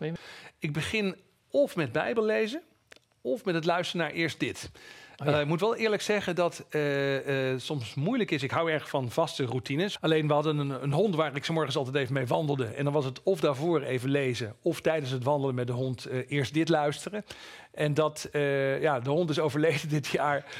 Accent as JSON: {"language": "Dutch", "region": "East Groningen", "country": "Netherlands", "moved": "yes", "said": "Ik kom uit Oost-Groningen van oorsprong"}